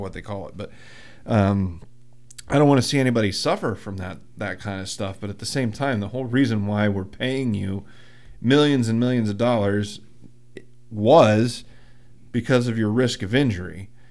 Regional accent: Muncy, Pennsylvania, United States; I'm from Muncie. Where's Muncie? Outside of Williamsport.

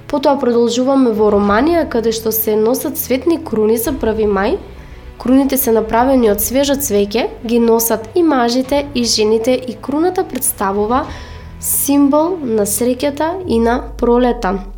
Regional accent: North Macedonia; кај нас во Македонија

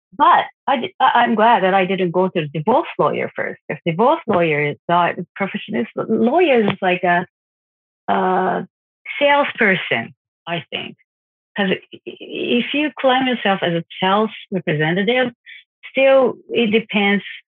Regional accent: Japan; I'm from Japan.

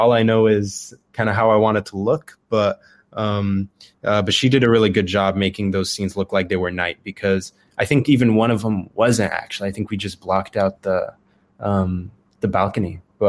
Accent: Dubai, United Arab Emirates; moved away as an adult; also born or lived in Arizona, United States; now in California, United States; I was born in Arizona, but I lived most of my life in Dubai, actually. So I lived there from when I was like 8 to the end of high school, and then I moved to California for college.

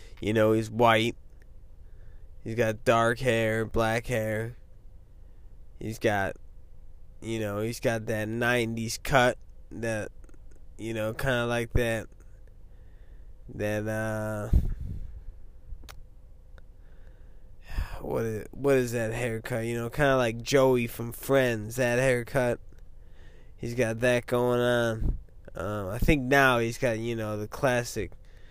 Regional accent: Midwest, United States; people in the Midwest, like me

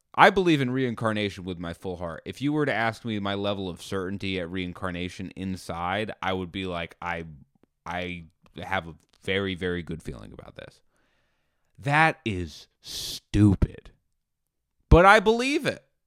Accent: United States; I'm an American.

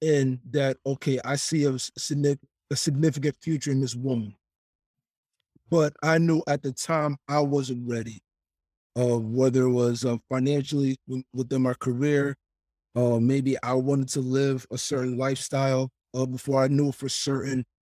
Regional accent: New Jersey, United States; born and raised in Jersey

